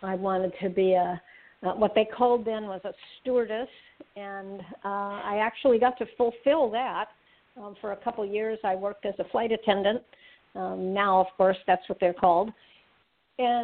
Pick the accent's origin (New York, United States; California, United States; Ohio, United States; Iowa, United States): California, United States; Berkeley; I grew up in Berkeley, California